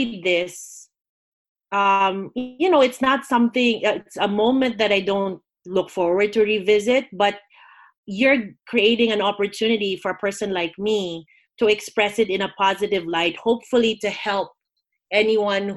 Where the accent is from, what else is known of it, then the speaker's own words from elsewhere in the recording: Philippines; I grew up in the Philippines, which is a Catholic country, predominantly Catholic